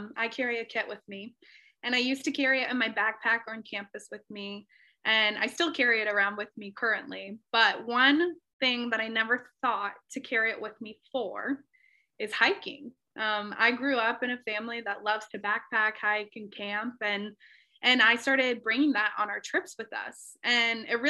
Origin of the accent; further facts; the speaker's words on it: Cincinnati, Ohio, United States; moved away as an adult; now in Rochester, United States; my hometown, Cincinnati, Ohio